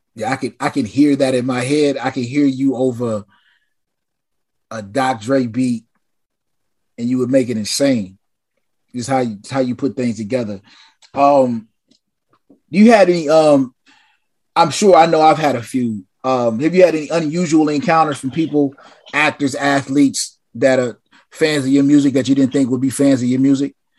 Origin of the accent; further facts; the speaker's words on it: West Coast, United States; as a West Coast kid